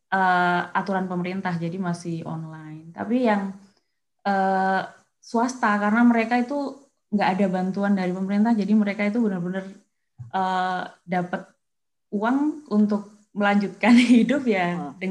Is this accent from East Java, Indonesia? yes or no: yes; Kediri, East Java, Indonesia; Kediri betul.